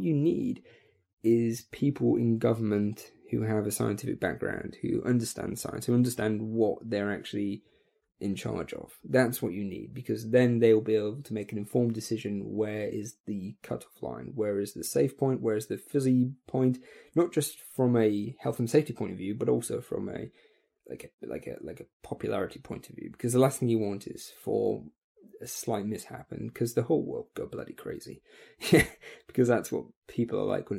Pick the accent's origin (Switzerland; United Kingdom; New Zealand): United Kingdom; I come from Britain